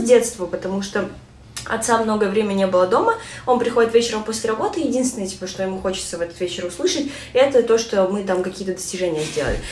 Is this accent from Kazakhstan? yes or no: yes; Kazakhstan; я родилась казашка